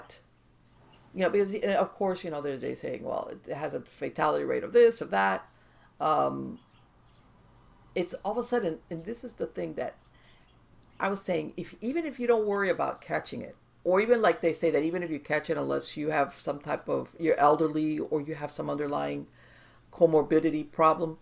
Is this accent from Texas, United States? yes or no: no; Miami, Florida, United States; I was born and raised here in Miami in South Florida.